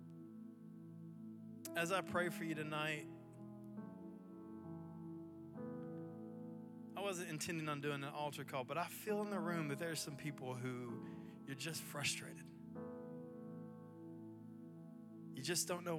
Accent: Athens, United States; moved away as an adult; also born or lived in Mobile, Alabama; now in Chattanooga, United States; I grew up in Athens, just north of here

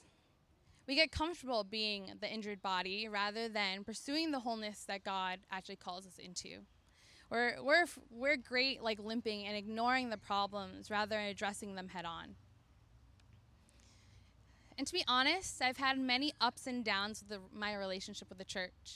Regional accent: Middletown, Connecticut, United States; moved away as an adult; now in New Haven, United States; I grew up in Middletown, Connecticut

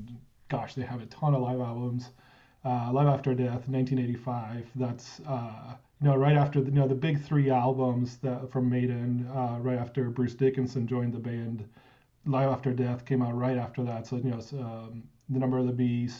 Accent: Argentina; in Argentina, you know, my home country

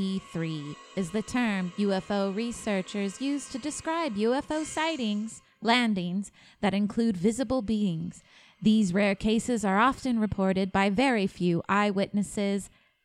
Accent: South Africa; I'm South African.

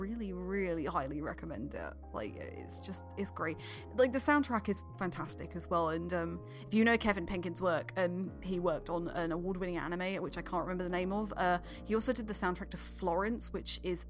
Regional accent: United Kingdom; I'm British

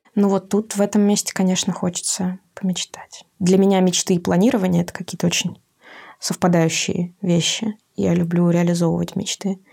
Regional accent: Saint Petersburg, Russia; now in Moscow, Russia; я изначально из Петербурга

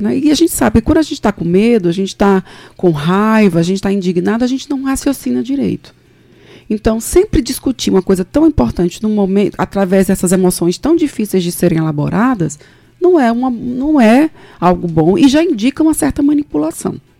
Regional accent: Recife, Pernambuco, Brazil; moved away as an adult; now in João Pessoa, Brazil; eu eu sou nasci em Recife, sou pernambucana, mas meu pai é de Cajazeiras, na Paraíba

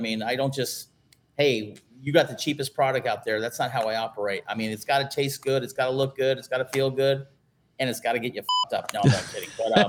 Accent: Arizona, United States; now in San Diego, United States; I'm a San Diego boy. Well, I grew up in Arizona, but I've lived out in California for almost half my life.

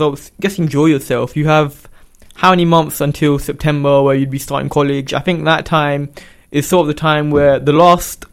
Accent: London, United Kingdom; moved away as an adult; now in Luton, United Kingdom; I'm actually from London, so I only moved to Luton last year

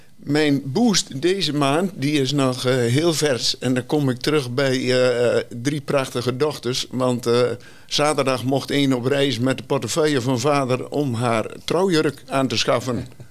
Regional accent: Rouveen, Overijssel, Netherlands; Ik kom uit Rauwveen, gehuwd

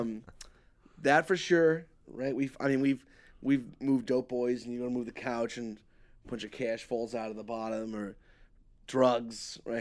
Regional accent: New York, United States; moved away; growing up in New York

